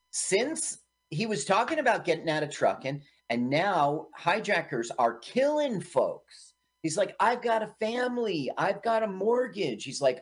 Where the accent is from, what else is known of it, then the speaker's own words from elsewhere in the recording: Milton, Ontario, Canada; Yeah. I grew up in Milton, Ontario, and it was obviously Kleinburg, that house.